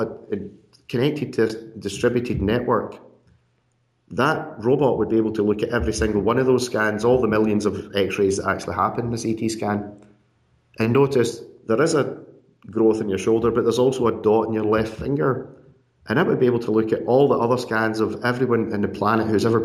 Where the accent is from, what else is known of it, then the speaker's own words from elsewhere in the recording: Scotland, United Kingdom; being Scottish as well